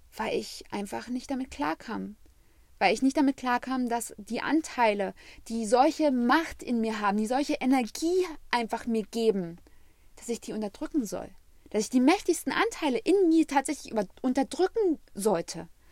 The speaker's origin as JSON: {"language": "German", "country": "Germany", "tie": "born or raised there", "said": "weil ich habe als Jugendliche am Rand Berlin gewohnt"}